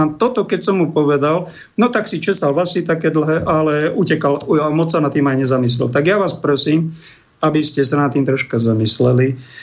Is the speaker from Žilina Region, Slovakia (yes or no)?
no; Prievidza, Trenčín Region, Slovakia; Prievic v mojom rodnom meste